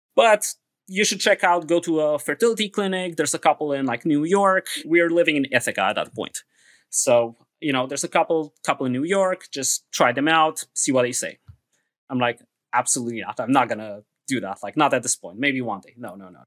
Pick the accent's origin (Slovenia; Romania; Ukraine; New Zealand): Romania; Transylvania; now in United States; I'm originally from Transylvania